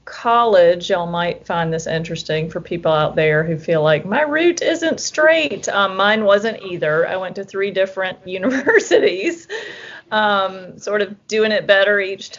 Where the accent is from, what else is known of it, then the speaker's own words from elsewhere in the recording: the South, United States; I think growing up in the South, I'd always felt like UVA would be a great place to wind up.